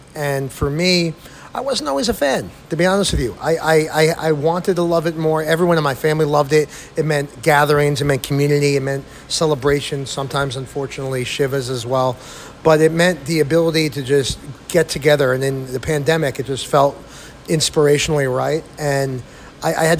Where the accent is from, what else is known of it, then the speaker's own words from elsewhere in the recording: Rockland County, New York, United States; now in New Hope, United States; breads from Rockland Bakery, where I grew up in Rockland County, New York